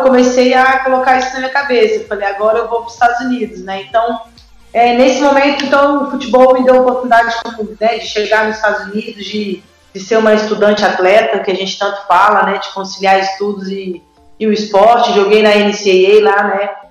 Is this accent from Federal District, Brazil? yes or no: yes; Brasília, Federal District, Brazil; moved away; also born or lived in United States; joguei no Mackenzie, em Brasília, sou de Brasília